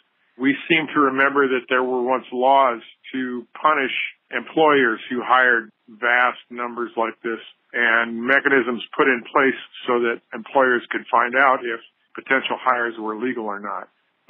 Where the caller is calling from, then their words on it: Bloomington, Indiana, United States; I'm calling from Bloomington, Indiana.